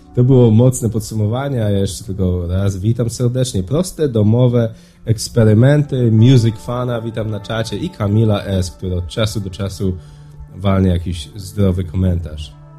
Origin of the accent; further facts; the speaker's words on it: Poland; moved away; w naszej kulturze, w której ja dorastałem, czy w Polsce